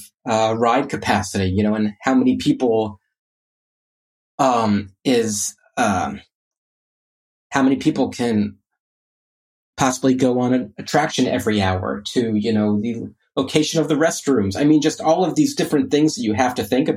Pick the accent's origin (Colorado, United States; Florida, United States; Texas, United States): Florida, United States; Orlando; I grew up in Orlando